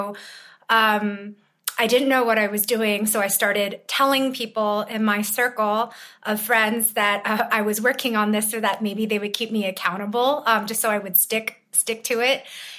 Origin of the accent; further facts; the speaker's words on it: Berkeley, California, United States; also born or lived in China; I'm originally from China, but grew up in Berkeley, California.